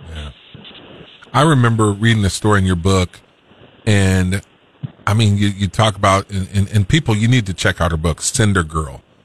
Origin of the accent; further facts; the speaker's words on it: Fort Pierce, Florida, United States; I'm from the South. I was born in Fort Pierce, Florida